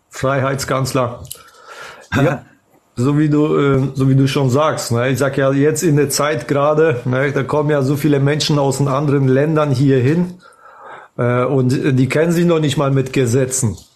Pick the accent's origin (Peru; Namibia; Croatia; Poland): Poland; German is a second language; now in Germany; Ja, ich wohne seit 25 Jahren hier und äh, natürlich, äh, ich bin hier aus Polen gekommen.